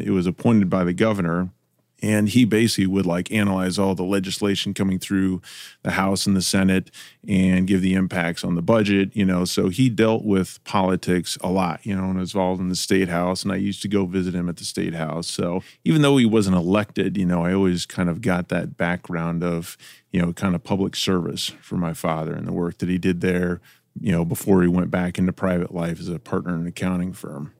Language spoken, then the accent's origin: English; Iowa, United States; now in Ohio, United States; I grew up in Iowa, so I didn't grow up in Ohio, but I grew up in Iowa